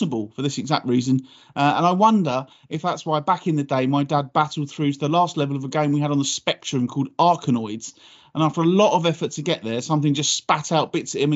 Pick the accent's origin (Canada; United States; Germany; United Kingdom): United Kingdom; Whitstable, South East England; moved away; I grew up in Whitstable